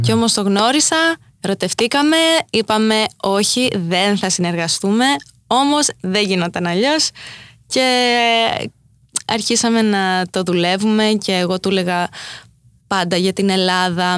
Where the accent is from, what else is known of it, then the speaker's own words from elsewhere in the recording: New York, United States; also born or lived in Crete, Greece; έτσι μεγάλωσα ανάμεσα σε αυτές τις δύο κουλτούρες ε, κοντά στη Νέα Υόρκη αλλά και στο χωριό στη Κρήτη